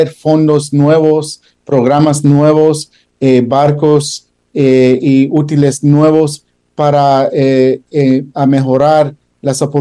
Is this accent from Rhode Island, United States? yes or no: yes; Providence, Rhode Island, United States; born there; Spanish is a second language; moved away; also born or lived in Australia / Switzerland / Canada; Pues yo nací en Fox Point hace casi 60 años y después de estar en Providence, mi familia, eh, como es francesa e irlandés, eh, nos mudamos en varios lugares